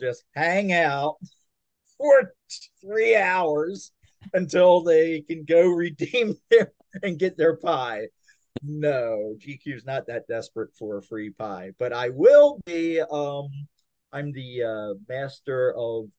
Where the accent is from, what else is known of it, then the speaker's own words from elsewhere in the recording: Maryland, United States; we grew up in Maryland.